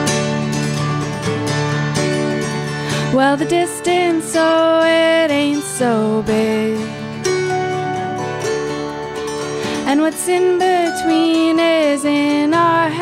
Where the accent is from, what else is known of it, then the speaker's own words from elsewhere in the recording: Toronto, Ontario, Canada; moved away as an adult; now in Montreal, Canada; I've been living in Montreal for about 7 years, but I'm initially from Toronto